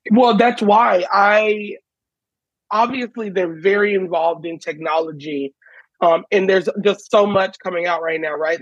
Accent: Houston, Texas, United States; I'm in Houston, Texas, where I grew up

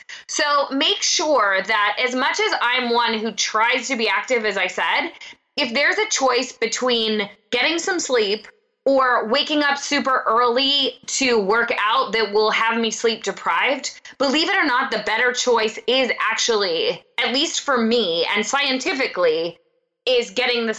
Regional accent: Pennsylvania, United States; I'm from Pennsylvania, I'm Italian

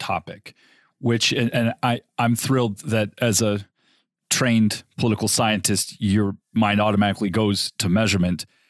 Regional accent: Southern California, United States; I grew up in Southern California

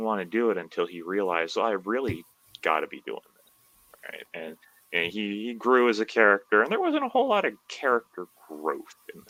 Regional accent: Belize; moved away as an adult; also born or lived in Southern Illinois, United States; now in Taiwan; So I was born in Southern Illinois. Right. And my family moved to Belize when I was pretty young.

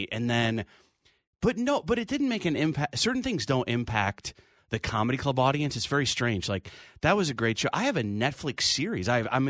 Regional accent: Rochester, New York, United States; now in New York City, United States; So I grew up in Rochester, New York.

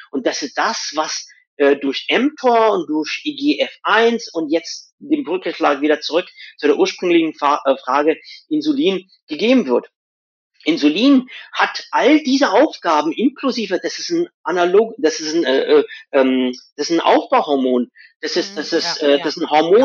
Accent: west coast of India, India; moved away; Wo ich herkomme aus Indien, die, Ost äh, die Westküste von Indien

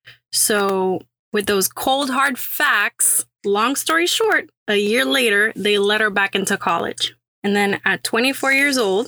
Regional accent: Puerto Rico; also born or lived in Syracuse, New York; now in Houston, United States; a Syracuse School of Architecture graduate from Puerto Rico, now sweating in Houston, Texas

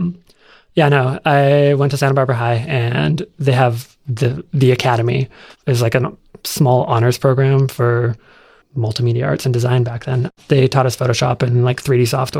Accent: Canada; I'm Canadian too

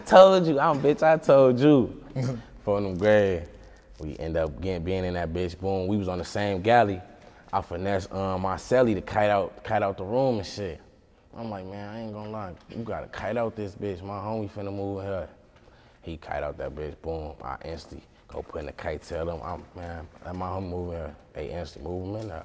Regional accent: St. Paul, Minnesota, United States; also born or lived in Detroit, Michigan; where I grew up from in St. Paul, Minnesota, I grew up on the east side

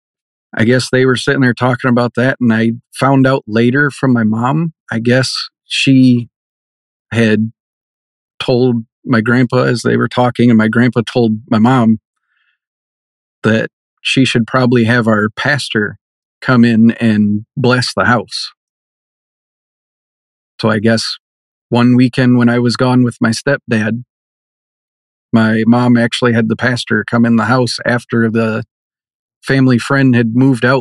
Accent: Michigan, United States; growing up in Michigan, as a kid, I was a big Michigan Wolverines fan.

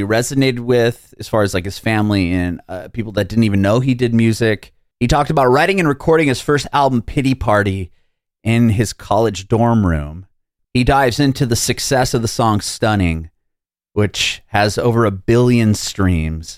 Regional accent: San Diego, California, United States; moved away as an adult; now in Nashville, United States; I'm from San Diego originally, so I was really close to Los Angeles, and then I moved to Nashville, Tennessee

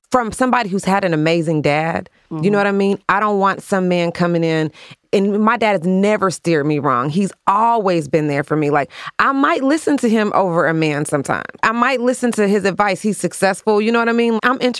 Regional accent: the South, United States; I'm from the South.

